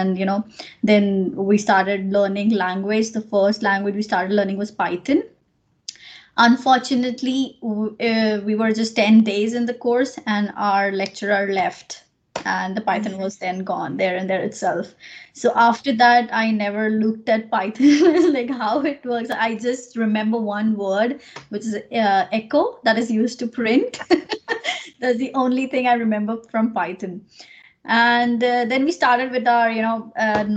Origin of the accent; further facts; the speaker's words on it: Nagpur, Maharashtra, India; moved away as an adult; now in Ireland; So I'm from India, from a place called Nagpur, which is in Maharashtra.